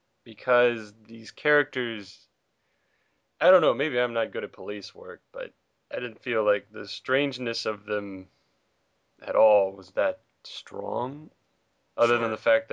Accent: South Carolina, United States; South Carolina's own. I'm my home state

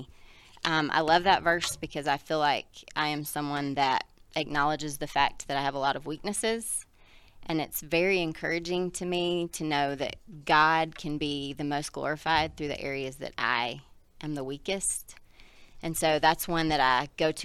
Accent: South Carolina, United States; moved away; I grew up in South Carolina.

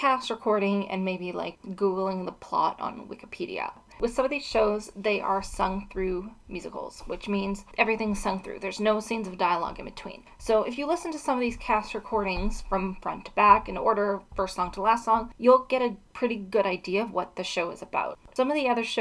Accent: Edmonton, Alberta, Canada; also born or lived in Dublin, Ireland; Edmonton is where I'm from, that's my hometown

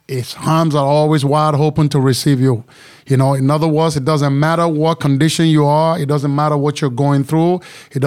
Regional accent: Nigeria; moved away as an adult; also born or lived in Chicago / New York; now in Texas, United States; I am from Nigeria

